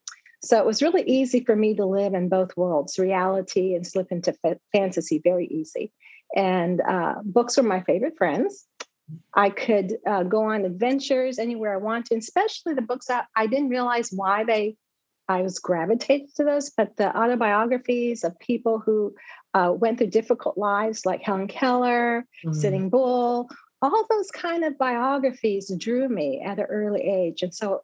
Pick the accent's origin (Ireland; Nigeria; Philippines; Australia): Philippines; Oh, monsoon season was the rainy season. Yes. Okay. Yeah. Very hot and humid. And mm-hmm. If you can believe it, we lived there without air condition.